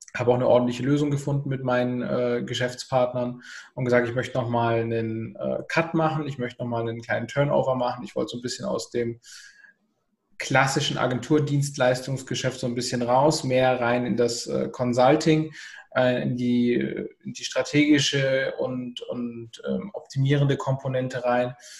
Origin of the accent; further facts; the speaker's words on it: Southern Germany, Germany; ich komme aus dem Süden, Deutschlands